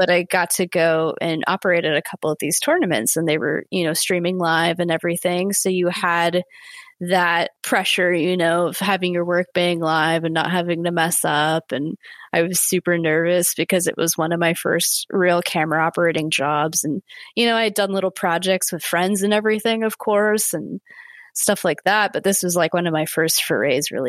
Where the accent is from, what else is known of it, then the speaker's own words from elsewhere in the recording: Santa Cruz, California, United States; moved away as an adult; also born or lived in San Francisco; now in Los Angeles, United States; I grew up in the Santa Cruz area, of which is Central California